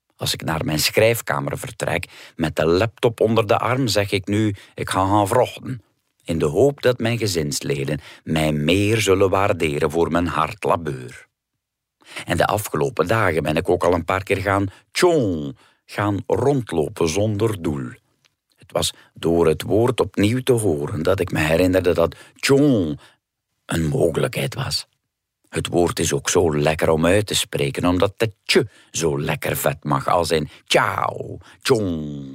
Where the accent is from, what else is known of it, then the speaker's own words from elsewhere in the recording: West Flanders, Belgium; accent: West Flemish; first language West Flemish; het West-Vlaams dat wij met de broers spraken was al flink verwaterd in vergelijking met het dialect van onze ouders